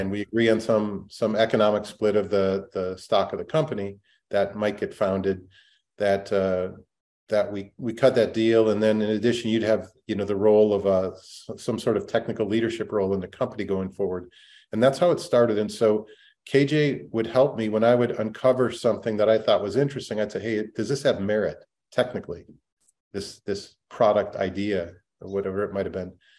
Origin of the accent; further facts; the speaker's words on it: Minnesota, United States; I grew up in Minnesota